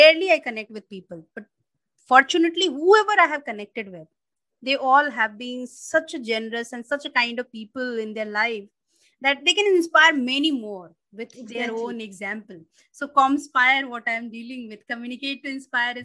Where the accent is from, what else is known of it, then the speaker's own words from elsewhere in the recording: Madhubani district, Bihar, India; I'm from Madhubani district and there they do Madhubani painting